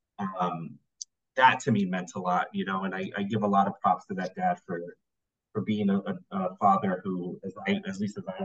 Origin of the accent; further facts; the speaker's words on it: Puerto Rico; I'm also, again, Puerto Rican